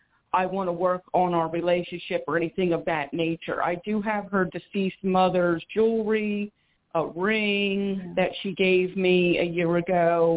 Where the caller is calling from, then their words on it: Philadelphia, Pennsylvania, United States; I'm calling from Philadelphia, PA.